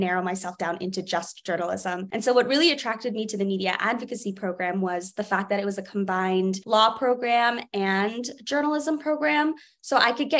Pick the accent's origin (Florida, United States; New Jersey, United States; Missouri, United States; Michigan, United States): New Jersey, United States; now in Boston, United States; I was always that little nerd at the Camden Aquarium growing up in New Jersey